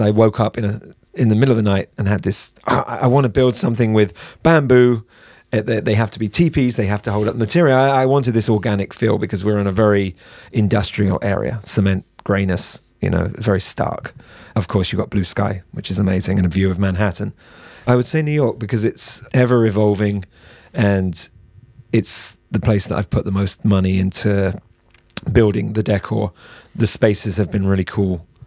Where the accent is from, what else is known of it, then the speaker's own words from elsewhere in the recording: United Kingdom; we're British